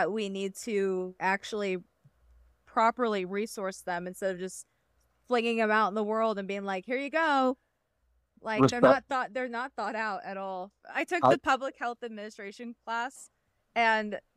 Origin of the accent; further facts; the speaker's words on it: Midwest, United States; I grew up in the Midwest